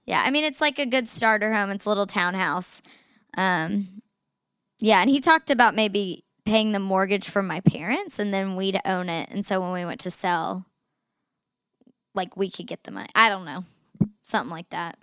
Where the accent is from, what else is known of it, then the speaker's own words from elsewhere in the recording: Chattanooga, Tennessee, United States; we grew up in Chattanooga in the, like, the same friend groups